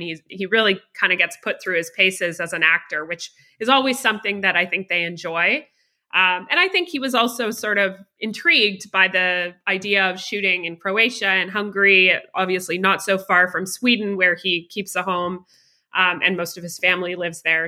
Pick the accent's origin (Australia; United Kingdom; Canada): Canada; also born or lived in Toronto, Ontario; I am a Canadian producer based roughly in Toronto, just on the outside of Toronto, Canada.